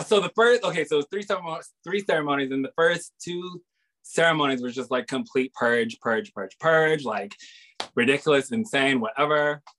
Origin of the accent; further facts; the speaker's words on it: Hawaii, United States; So I grew up here in Hawaii, mm-hmm. on another island, in Oahu, because my father was in the military.